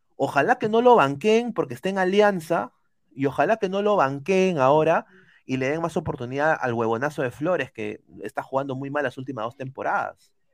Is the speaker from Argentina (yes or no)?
no; Peru; now in United States; somos peruanos